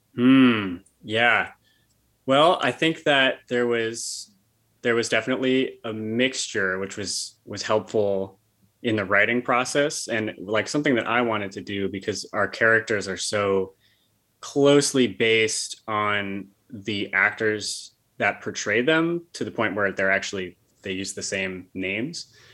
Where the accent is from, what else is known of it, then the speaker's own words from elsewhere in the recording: Bethlehem, New York, United States; I grew up in Bethlehem outside of Albany. So I've been in the area my whole life